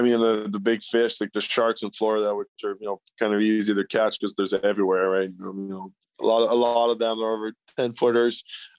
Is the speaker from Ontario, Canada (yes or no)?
yes; Ontario, Canada; It's just kind of lucky growing up on the St. Lawrence and having that Lake Ontario till, you know, Brockville, Kingston, and Quinnebee, which is, you know, world renowned for walleye fishing.